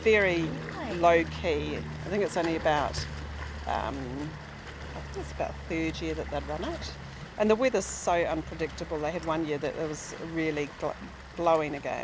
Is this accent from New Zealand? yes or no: yes; New Zealand; moved away; I am a Kiwi, been here for about 8 years.